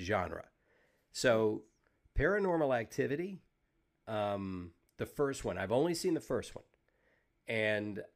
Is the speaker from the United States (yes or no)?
yes; Savannah, Georgia, United States; I grew up in Savannah, Georgia, which for the United States is an old city.